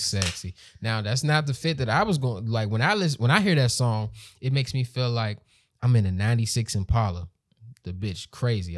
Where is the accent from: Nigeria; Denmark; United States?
United States; PG County, Southern Maryland; I became a, a bill-paying man in Maryland. Grew up there